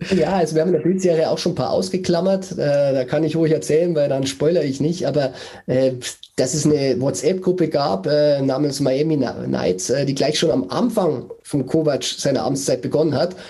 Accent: Bavaria, Germany; ich bin geborener Bayer

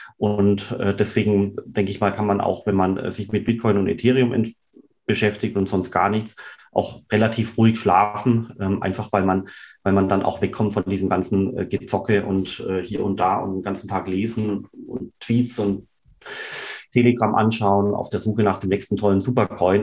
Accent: Swabia, Rems-Murr district, Baden-Württemberg, Germany; Ich selber bin ja aufgewachsen im Schwabenland, da im Bremsburg-Kreis

